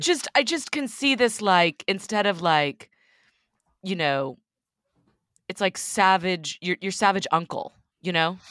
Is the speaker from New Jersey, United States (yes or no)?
no; Texas, United States; moved away as an adult; also born or lived in Austin / New York City; I grew up in Texas you know, a very conservative part of Texas